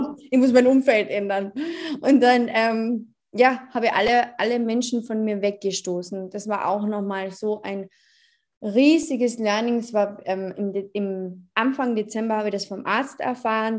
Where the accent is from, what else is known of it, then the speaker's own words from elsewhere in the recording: Carinthia, Austria; ich bin 23 Jahre alt, ich komme aus Kärnten